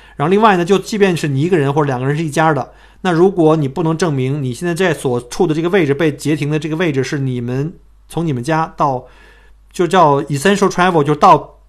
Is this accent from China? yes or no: yes; China; now in Australia; 我们中国人